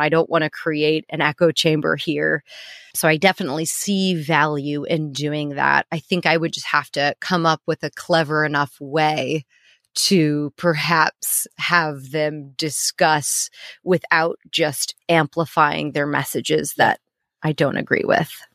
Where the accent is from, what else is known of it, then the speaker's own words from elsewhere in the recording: Missouri, United States; moved away as an adult; also born or lived in New York; now in London, United Kingdom; I'm living in New York, I'm living in London, I'm living in these really progressive cities, but I'm born and raised in Missouri